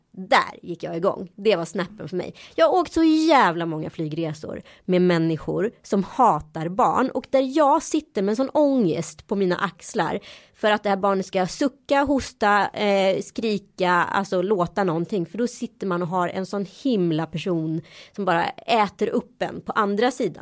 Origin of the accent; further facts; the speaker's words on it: Sweden; jag är svensk